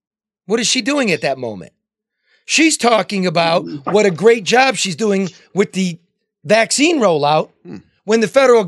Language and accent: English; Michigan, United States; I'm from Michigan.